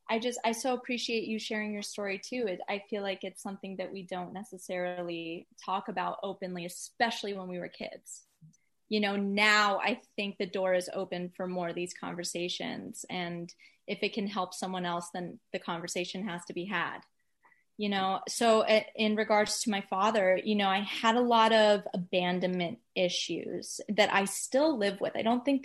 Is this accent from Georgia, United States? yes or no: yes; Atlanta, Georgia, United States; also born or lived in Florida / New York; now in Los Angeles, United States; I'm kind of Atlanta, Georgia.